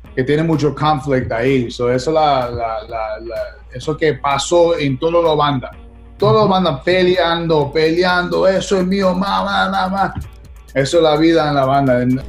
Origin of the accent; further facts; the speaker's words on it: New York, United States; Spanish is a second language; moved away as an adult; also born or lived in Brooklyn, New York; now in Los Angeles, United States; yo nací en, en Brooklyn, pero yo soy de Queens